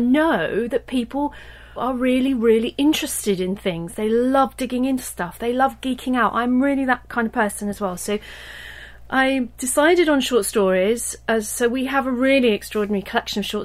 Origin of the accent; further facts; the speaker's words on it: Desborough, East Midlands, United Kingdom; I grew up in Desborough, which is in Northamptonshire.